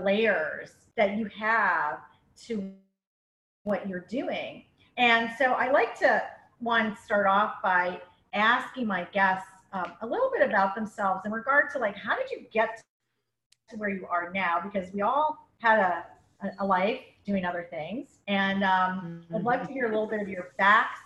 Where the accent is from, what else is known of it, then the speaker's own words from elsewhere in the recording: Canada; now in Florida, United States; I'm Canadian